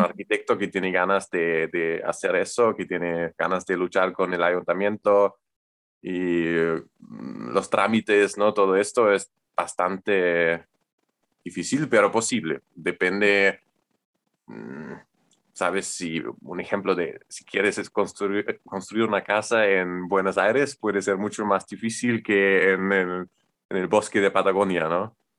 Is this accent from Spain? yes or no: no; Germany; Spanish is a second language; soy alemán y estudio arquitectura